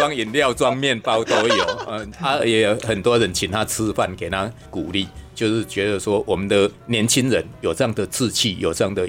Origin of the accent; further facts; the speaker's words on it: Kaohsiung, Taiwan; 我老家在高雄，我就到高雄住一个晚上啊